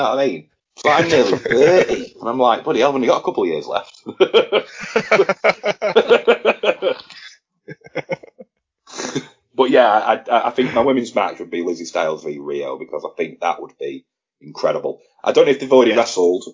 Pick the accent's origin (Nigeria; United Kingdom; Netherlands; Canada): United Kingdom; Blackpool, North West England; it was in my hometown